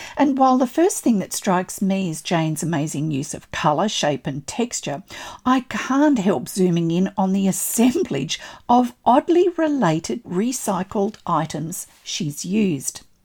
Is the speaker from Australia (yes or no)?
yes; Australia; I'm an Australian textile artist